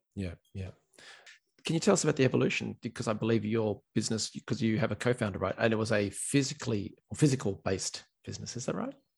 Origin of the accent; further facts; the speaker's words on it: Australia; now in Ireland; I'm an Aussie